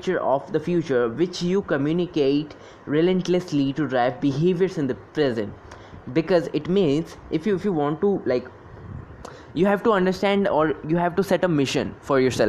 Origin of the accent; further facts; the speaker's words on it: Delhi, India; I'm from Delhi and I am working with a startup